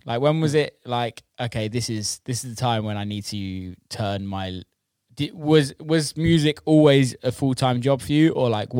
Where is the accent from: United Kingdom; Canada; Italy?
United Kingdom; Cheddar, South West England; I'm from Cheddar.